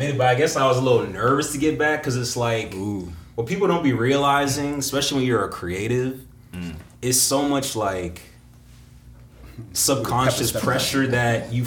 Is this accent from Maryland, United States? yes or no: yes; Maryland, United States; Maryland, my hometown